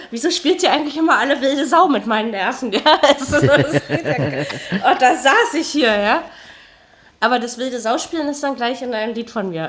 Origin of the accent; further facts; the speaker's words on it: Berlin, Germany; Ja, weil man das als Berliner nicht macht.